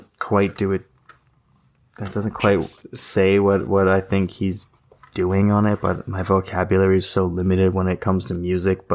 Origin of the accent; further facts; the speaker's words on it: Del Mar, California, United States; growing up in Del Mar, right next to the beach.